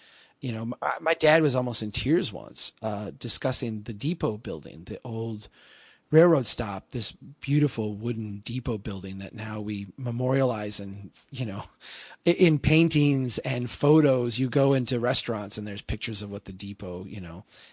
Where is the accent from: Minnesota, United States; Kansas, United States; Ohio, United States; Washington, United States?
Minnesota, United States; Brainerd; here in my hometown